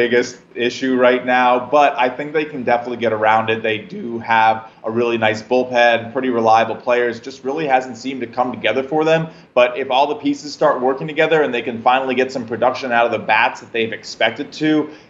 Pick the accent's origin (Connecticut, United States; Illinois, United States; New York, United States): New York, United States; I know I'm a New Yorker, the Mets.